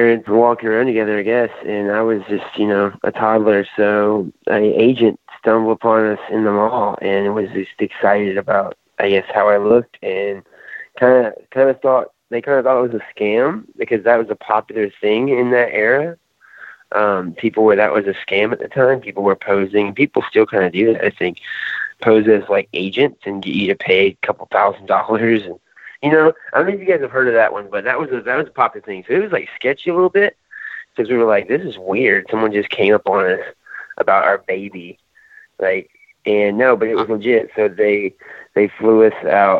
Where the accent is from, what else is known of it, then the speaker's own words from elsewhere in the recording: Aiken, South Carolina, United States; I'm from Aiken, South Carolina